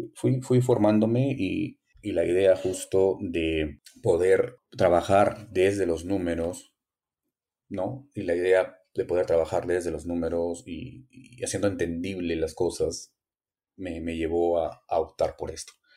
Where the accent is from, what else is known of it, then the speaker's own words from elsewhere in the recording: Frías, Piura, Peru; moved away as an adult; trabajar con mi pueblo, con mi gente, con las personas que me habían visto crecer, regresar a la casa donde, donde vivía